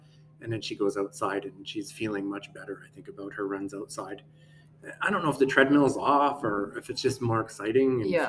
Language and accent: English; Calgary, Alberta, Canada; Yeah. I swore off of country when I moved from Alberta.